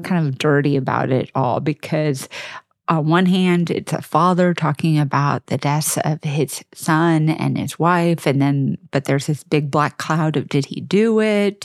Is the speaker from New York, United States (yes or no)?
no; suburban Texas, United States; I'm from Texas, I mean, I'm from suburban Texas